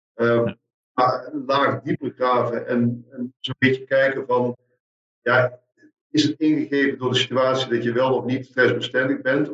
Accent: Meerssen, Limburg, Netherlands; also born or lived in Maastricht; ik, ik kom uit Meersen, zuiden des, des lands, in de buurt van, van Maastricht

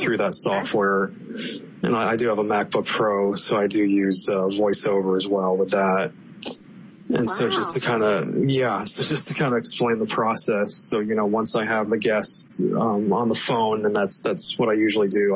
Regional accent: Palm Harbor, Florida, United States; I was uh, born and bred in the Tampa Bay area here in Florida. So I grew up in Palm Harbor

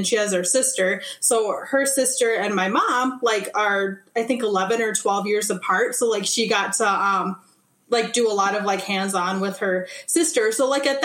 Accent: Minnesota, United States; also born or lived in Calcutta, India / Aitkin, Minnesota; I grew up on the Iron Range of Minnesota initially, so like way up north, like think of Aurora, Hoyt Lakes, Biwabik. We moved to Aiken, Minnesota when I was 10 or 11, and that's where I lived until I went off to college.

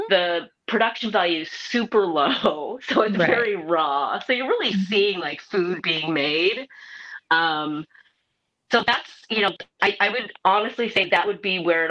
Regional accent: Portland, Oregon, United States; also born or lived in Seoul, South Korea; I grew up in Portland.

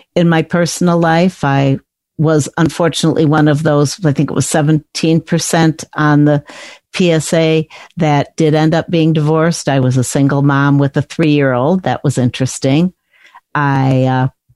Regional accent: Chicago, Illinois, United States; I grew up in the Chicago area

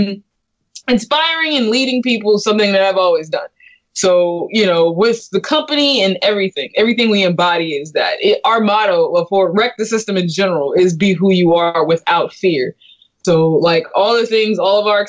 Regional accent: California, United States; I'm from California

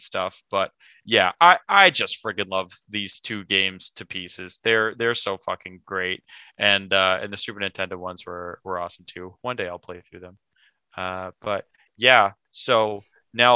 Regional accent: United States; being an American

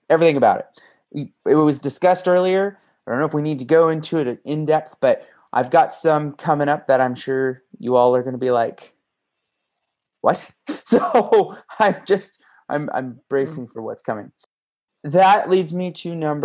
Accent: Las Vegas, Nevada, United States; I was born and raised in Vegas area

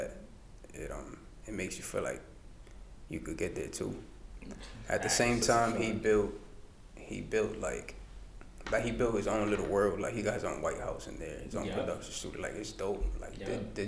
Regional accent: New York City, New York, United States; I'm an artist from the Bronx, west side of Fordham Road

